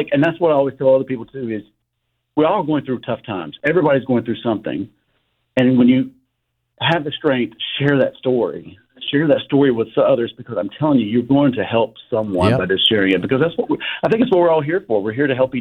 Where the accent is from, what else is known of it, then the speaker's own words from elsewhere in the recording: King, North Carolina, United States; the one in King tonight because that's my hometown